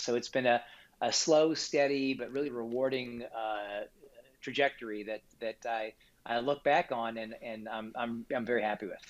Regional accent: Kansas City, Missouri, United States; I grew up in Kansas City, Missouri

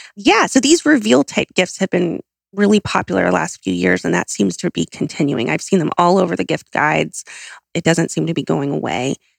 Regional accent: Southern California, United States; I'm from Southern California

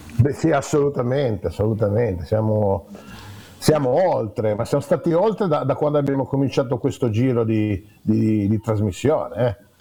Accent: Genoa, Liguria, Italy; moved away; da genovese

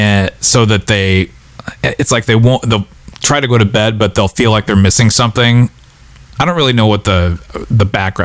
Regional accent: Minnesota, United States; now in New York, United States; growing up in Minnesota, if it was a reasonable, not super blizzard snowfall, people would have their walks shoveled

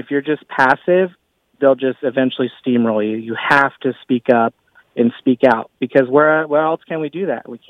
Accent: California, United States; moved away as an adult; now in Utah, United States; I'm a millennial, born and raised in California, recently relocated here to Utah.

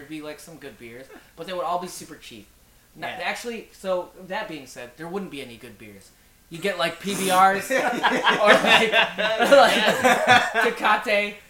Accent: Philippines; We're super Filipino over here.

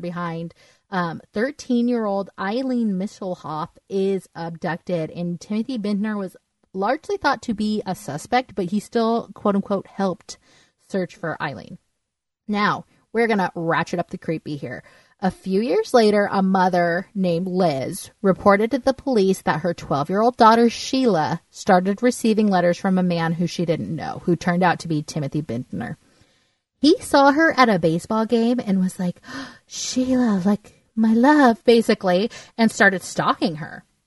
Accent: Southern California, United States; I grew up in Southern California

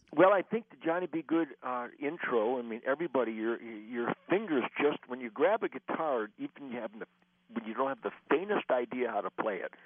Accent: Detroit, Michigan, United States; I was born in Detroit

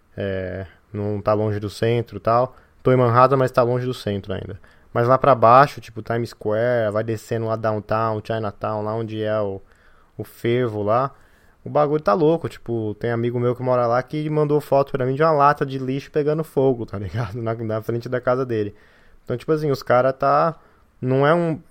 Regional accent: São Paulo, Brazil; de onde eu venho, que é a Zona Leste de São Paulo

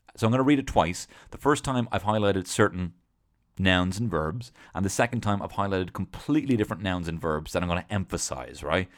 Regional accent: Dublin, Leinster, Ireland; moved away; also born or lived in London; I'm from Dublin

